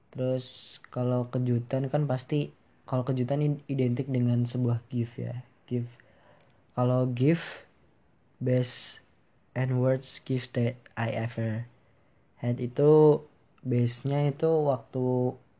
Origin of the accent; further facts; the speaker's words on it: Banyumas Regency, Central Java, Indonesia; saya lahir di Kabupaten Banyumas, Kabupaten tercinta